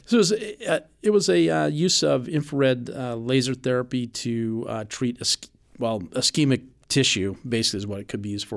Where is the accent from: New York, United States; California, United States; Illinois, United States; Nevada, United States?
Nevada, United States; Reno; I was born in Reno, Nevada